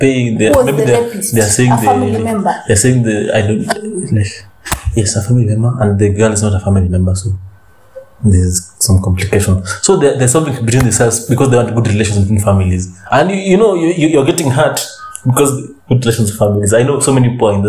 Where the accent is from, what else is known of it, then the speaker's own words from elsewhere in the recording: Siaya County, Kenya; moved away; in my hometown. Mm-hmm. That is Siaya.